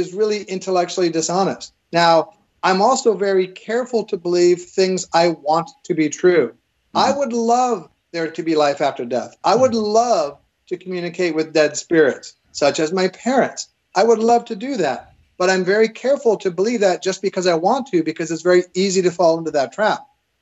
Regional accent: Evanston, Illinois, United States; I grew up in Evanston, Illinois, right by Northwestern University

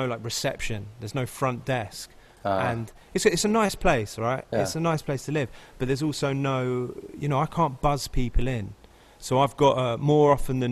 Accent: United Kingdom; now in Los Angeles, United States; And I'm British.

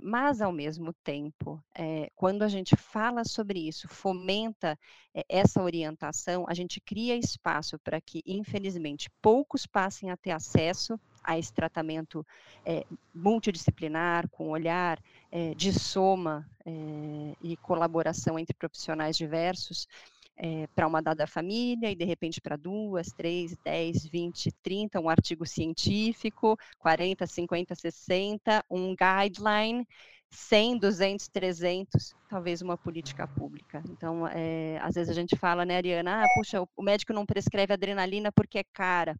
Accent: Brazil; Eu sou brasileira

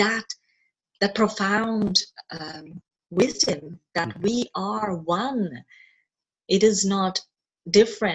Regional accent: Kerala, India; born and brought up in Kerala, mm-hmm. India.

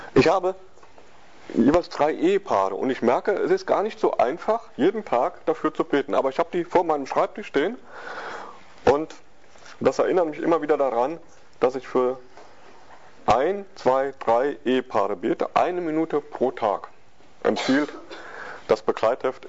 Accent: West Germany, Germany; wir sind Westdeutsche

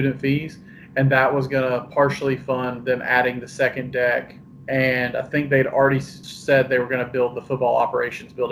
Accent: Statesboro, Georgia, United States; I was born in Statesboro. I grew up going to Georgia Southern games

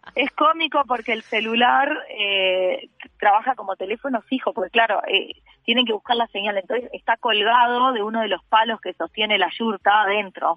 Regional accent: Uruguay; soy de Uruguay

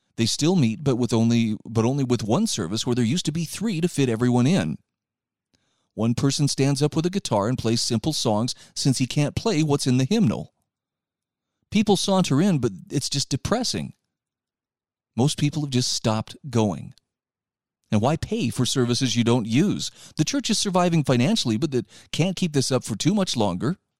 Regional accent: Utah, United States; my home state

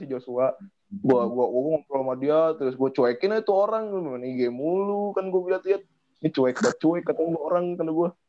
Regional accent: Bogor, West Java, Indonesia; oh Naib ternyata sama sama gue orang Bogor juga

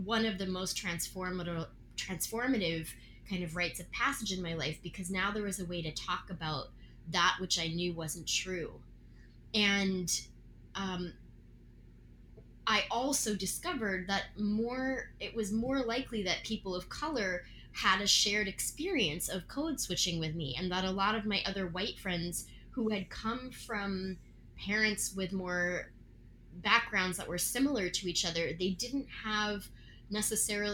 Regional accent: Virginia, United States; I grew up in Virginia.

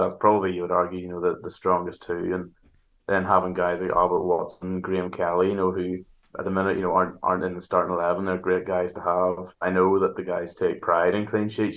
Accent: Antrim, Northern Ireland, United Kingdom; moved away as an adult; now in Larne, United Kingdom; I grew up in Antrim

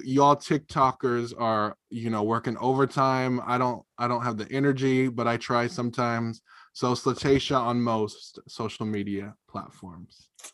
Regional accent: Drain, Oregon, United States; born or raised there; also born or lived in California; now in Eugene, United States

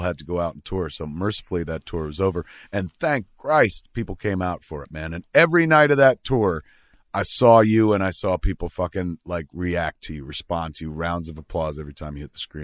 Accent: New Jersey, United States; now in Hollywood, United States; I'm from Jersey

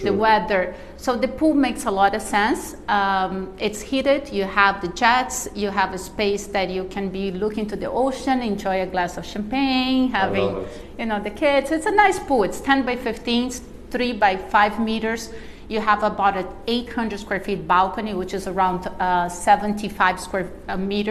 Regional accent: Brazil; now in Miami, United States; I'm from Brazil, so we speak a lot of Portuguese

